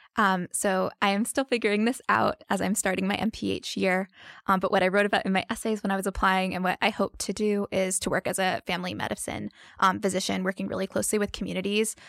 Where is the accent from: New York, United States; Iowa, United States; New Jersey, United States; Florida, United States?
New Jersey, United States; moved away as an adult; also born or lived in Alabama / Asheville, North Carolina; now in North Carolina, United States; I'm originally from New Jersey